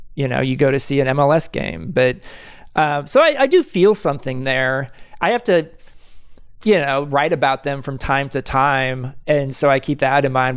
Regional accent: Kansas City, United States; moved away as an adult; now in New York, United States; Kansas City, my hometown

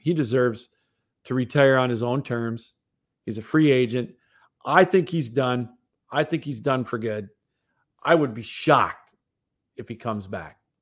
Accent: Munising, Michigan, United States; Munising, my hometown.

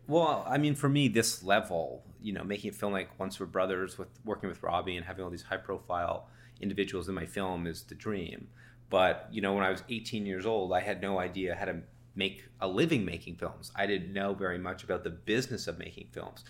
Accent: Toronto, Ontario, Canada; also born or lived in Savannah, Georgia; I'm from Toronto

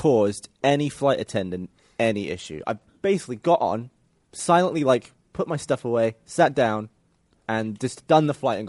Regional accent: England, United Kingdom; moved away; I'm English

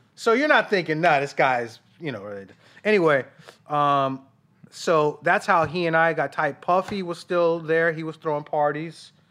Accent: Denver, Colorado, United States; moved away as an adult; I was from Denver

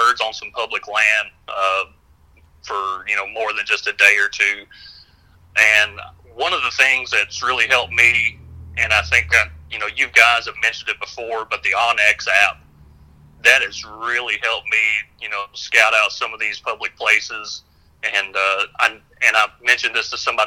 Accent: Hickman County, Middle Tennessee, United States; I grew up in Middle Tennessee as well, down in Hickman County

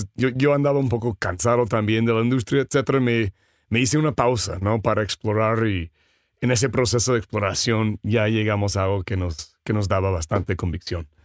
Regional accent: Seattle, Washington, United States; Spanish is a second language; moved away as an adult; also born or lived in San Francisco / Los Angeles / San Diego; now in Mexico City, Mexico; soy originario de Seattle, um, luego San Francisco, LA, San Diego

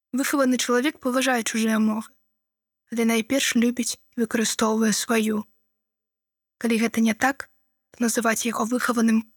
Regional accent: Belarus; Belarusian is a second language; moved away as an adult; now in Poland

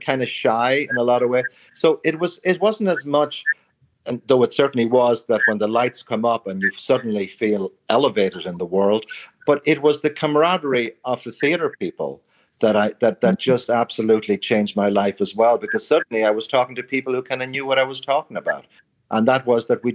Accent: Ireland; moved away as an adult; also born or lived in United States; I began to love Irish culture, which I abhorred when I grew up in Ireland

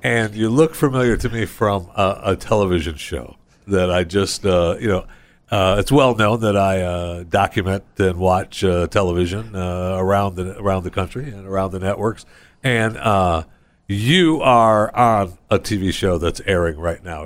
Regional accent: Saginaw, Michigan, United States; I was born in Saginaw

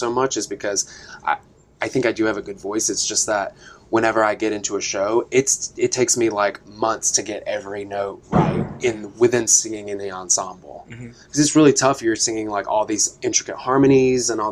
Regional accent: East Tennessee, United States; I'm from East Tennessee, like boys do not dance where I'm from

